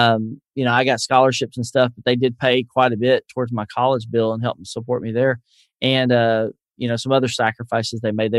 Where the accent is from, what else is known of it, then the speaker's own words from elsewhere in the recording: the South, United States; accent: Southern; people tell me I'm losing my Southern accent a little bit.